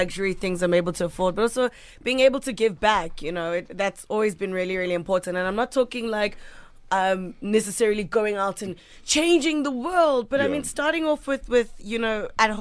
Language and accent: English; Durban, KwaZulu-Natal, South Africa; moved away as an adult; also born or lived in Cape Town; from Cape Town, but I'm originally from Durban.